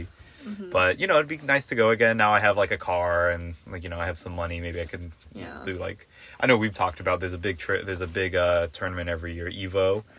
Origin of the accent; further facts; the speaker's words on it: Torrance, California, United States; we both are from Southern California. Torrance gang.